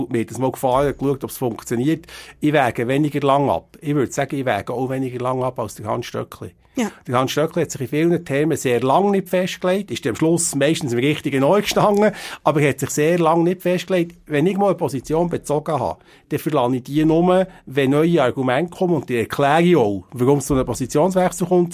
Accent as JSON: {"language": "German", "town": "Biel", "region": "Bern", "country": "Switzerland", "tie": "born or raised there", "said": "ich bin ein Bieler Kind"}